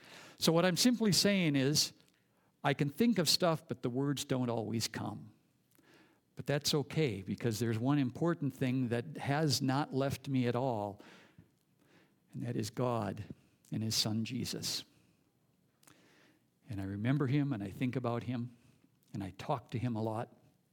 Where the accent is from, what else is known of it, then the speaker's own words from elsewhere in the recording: Minnesota, United States; First of all, I was born and raised here in the Midway area, and some of you might have also had some time here, at least in this state.